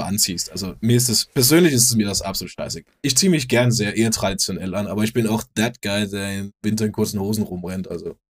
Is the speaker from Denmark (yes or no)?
yes; Denmark; moved away; ich bin ja auch aus, aus Skandinavien wir gehen es vielleicht ein bisschen anders an als hier